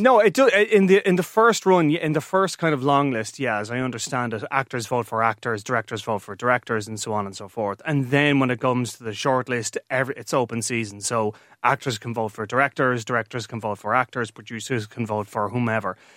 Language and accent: English; Ireland; I'm an Irishman